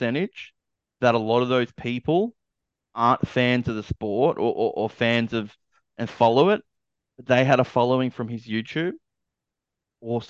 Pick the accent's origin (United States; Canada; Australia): Australia; I'm an Aussie